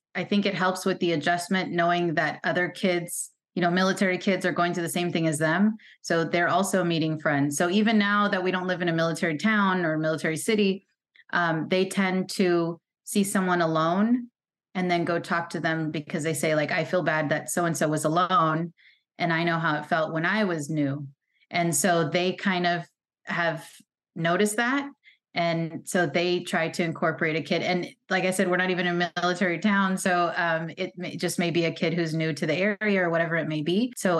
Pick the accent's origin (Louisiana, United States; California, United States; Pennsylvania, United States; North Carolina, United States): California, United States; moved away as an adult; And I never thought I would leave my home state of California, my family, none of that.